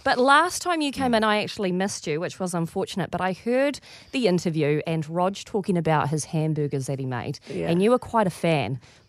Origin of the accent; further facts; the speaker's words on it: Auckland, New Zealand; I'm a Westie. I'm from West Auckland.